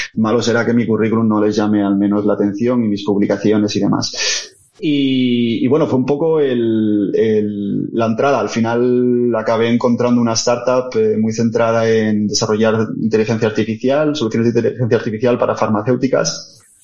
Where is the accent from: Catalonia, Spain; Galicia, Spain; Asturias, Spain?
Asturias, Spain; Oviedo; moved away as an adult; now in Madrid, Spain; Mis, padres, mis abuelos son todos asturianos, yo, bueno, crecí en Oviedo